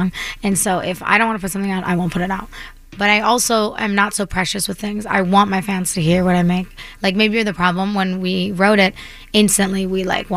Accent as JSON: {"language": "English", "region": "Virginia", "country": "United States", "tie": "born or raised there", "moved": "yes", "lives_now": "Los Angeles, United States", "said": "I grew up in Virginia"}